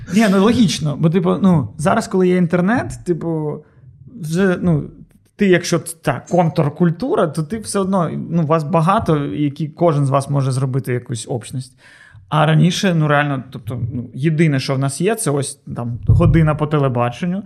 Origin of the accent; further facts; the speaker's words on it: Odesa, Odesa Oblast, Ukraine; Ми одесити